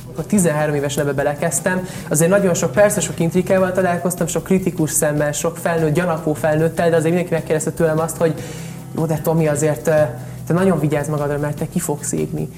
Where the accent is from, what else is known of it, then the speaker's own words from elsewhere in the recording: Hungary; also born or lived in Italy; Egy szuper Magyarországon, egy nagyon szuper német tanárom volt